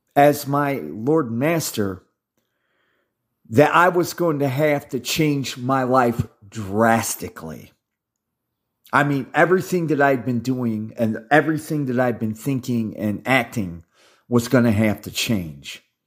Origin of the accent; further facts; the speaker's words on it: Midwest, United States; I was raised in the Midwest